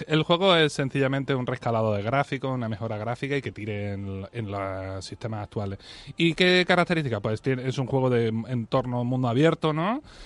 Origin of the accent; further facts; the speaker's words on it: Spain; soy muy español